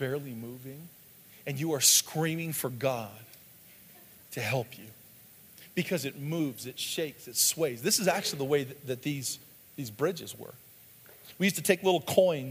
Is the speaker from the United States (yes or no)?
yes; the Northwest, Pacific Northwest, United States; When I was a kid, growing up in the Northwest, there's lots of bridges there.